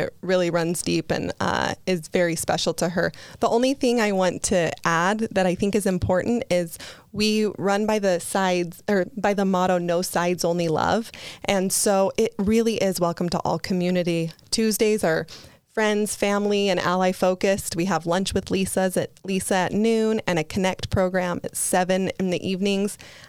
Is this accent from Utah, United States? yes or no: yes; Bountiful, Utah, United States; born and raised in Bountiful, Utah. So yeah, it hits close to home. You know, I grew up in an LDS home